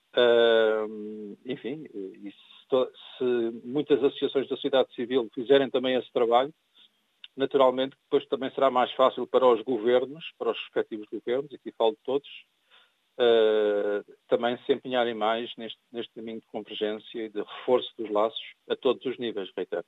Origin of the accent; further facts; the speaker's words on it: Portugal; sou cidadão português, no sentido de que nasci em Portugal